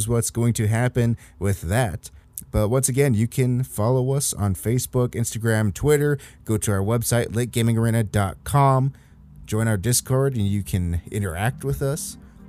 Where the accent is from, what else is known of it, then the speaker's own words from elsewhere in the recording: Australia; also born or lived in Boston; Hey, I'm from Australia, but I've spent some time in Boston.